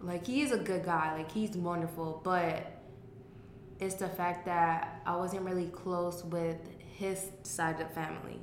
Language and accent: English; Naples, Florida, United States; also born or lived in Miami, Florida; I was born in Miami, but okay. raised in Naples.